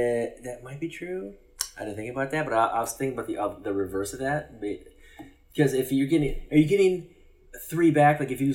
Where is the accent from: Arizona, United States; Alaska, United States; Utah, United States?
Arizona, United States; When we grew up in Arizona